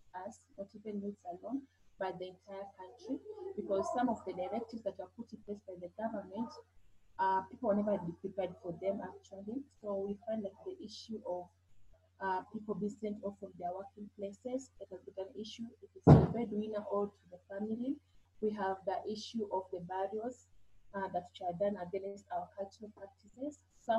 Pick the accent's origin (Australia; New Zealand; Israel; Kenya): Kenya; from Kenya, working with the women.